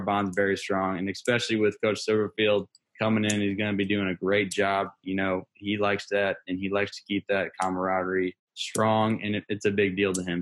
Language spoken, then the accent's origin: English; St. Louis, Missouri, United States; I'm I'm from St. Louis, so I, I'm I'm back home now